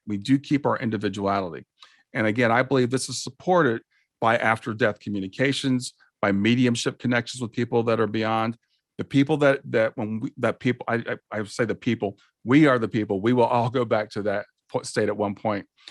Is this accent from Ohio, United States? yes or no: yes; Columbus, Ohio, United States; I grew up in Columbus, Ohio.